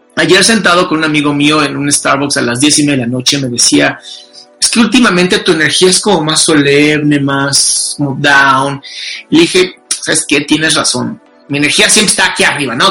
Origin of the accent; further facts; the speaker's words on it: Mexico; pues soy mexicano